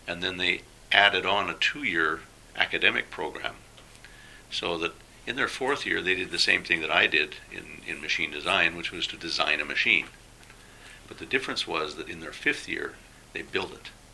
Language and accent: English; Alberta, Canada; moved away as an adult; also born or lived in Thailand; I came from Alberta, which yes. is probably about as uh, introspective as you can get in Canada.